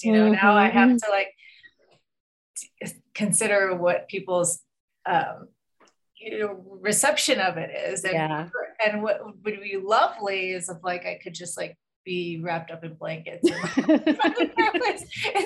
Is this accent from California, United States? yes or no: yes; Los Angeles, California, United States; I grew up in Los Angeles